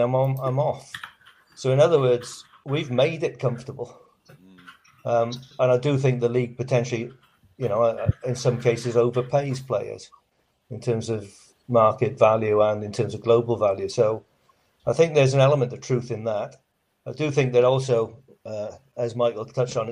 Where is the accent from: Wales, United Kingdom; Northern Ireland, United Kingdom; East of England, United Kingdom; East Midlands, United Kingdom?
Wales, United Kingdom; Welsh; also born or lived in Australia; now in Christchurch, New Zealand; I count myself as an Aussie. So a Welsh Aussie